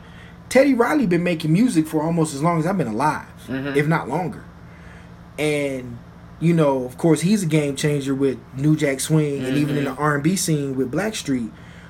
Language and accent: English; Germany; also born or lived in Japan; I'm coming from Germany, which in the throngs of history was still kind of a, I won't say new society